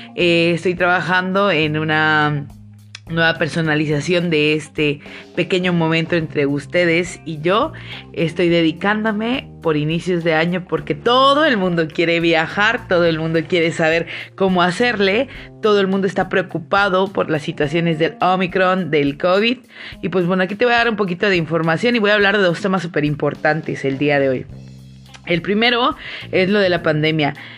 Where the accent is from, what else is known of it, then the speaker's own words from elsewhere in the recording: Mexico; te voy a hablar como mexicano